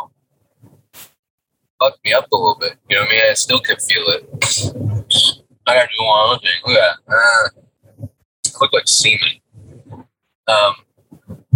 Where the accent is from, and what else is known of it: United States